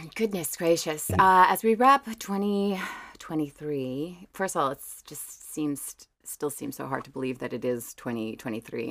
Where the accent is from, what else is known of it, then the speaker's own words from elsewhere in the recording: River Ridge, Louisiana, United States; also born or lived in New Orleans; born and raised in Jefferson Parish in, in a little awesome. town called River Ridge, which is about five minutes outside of New Orleans